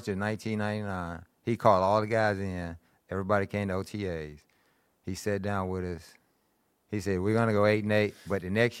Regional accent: Greenville, United States; born there; I was born in Greenville. My family's from Greenville.

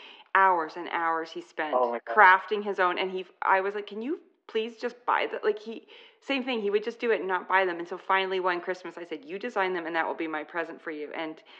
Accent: New York, United States; Yeah, just give me a slice. We're from New York here.

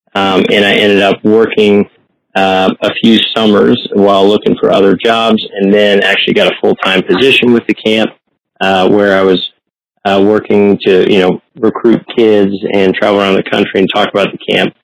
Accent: Columbus, Ohio, United States; also born or lived in northern Ontario; I grew up in Columbus, Ohio, uh, but spent a lot of time in northern Ontario

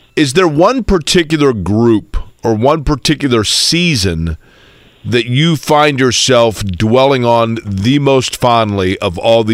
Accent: Indianapolis, Indiana, United States; I grew up in Indianapolis, and so like so many kids that grew up in the 80s, you know, the 70s, 80s, and 90s in Indiana

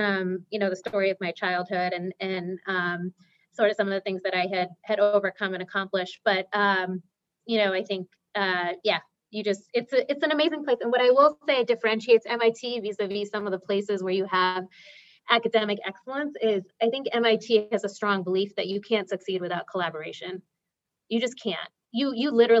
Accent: Boston, Massachusetts, United States; also born or lived in India; I'm a Boston gal, born and raised.

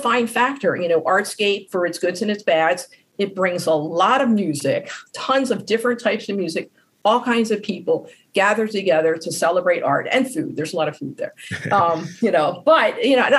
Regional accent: Baltimore, Maryland, United States; I was born in Baltimore, I live in Baltimore, and I will probably pass in Baltimore.

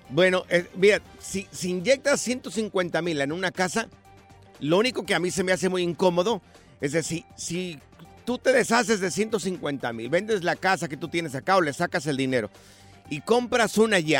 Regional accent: Jalisco, Mexico; Yo soy del estado de Jalisco, ¿verdad?

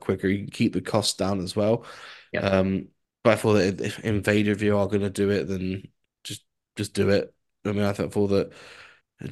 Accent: United Kingdom; us UK people

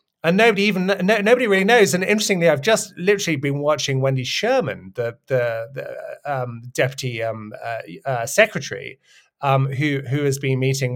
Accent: United Kingdom; I'm British

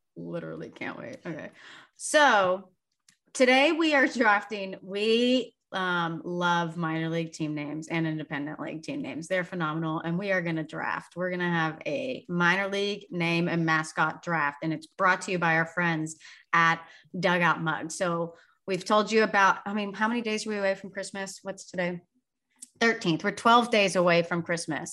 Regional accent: Sugar Land, Texas, United States; the Sugarland Skeeters because that's my hometown

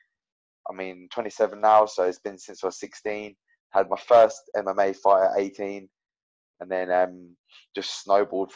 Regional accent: Milton Keynes, South East England, United Kingdom; So I grew up in Milton Keynes and like on the outskirts of Milton Keynes.

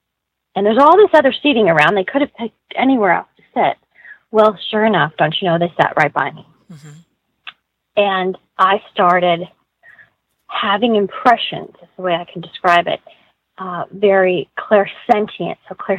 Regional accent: Iowa, United States; What I was a kid that grew up in the Midwest. I grew up in Iowa. I grew up in a Catholic family.

